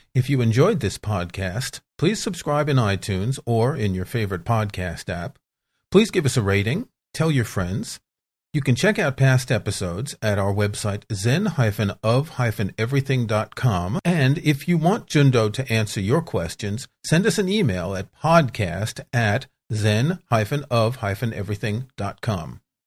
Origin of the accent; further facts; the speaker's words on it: New York City, New York, United States; I grew up in New York City